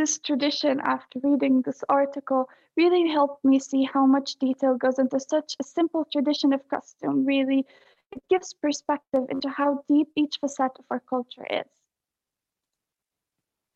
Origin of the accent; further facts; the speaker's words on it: Palestine; I'm from Palestine. I attend the American School of Palestine.